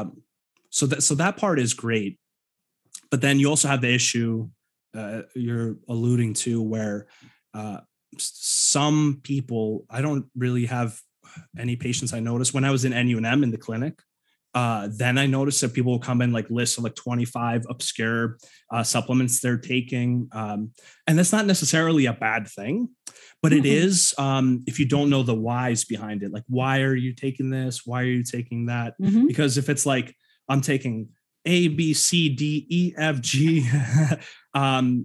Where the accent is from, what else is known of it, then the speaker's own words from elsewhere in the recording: New York, United States; moved away as an adult; also born or lived in Ukraine; now in Pacific Northwest, United States; I grew up in New York most of my life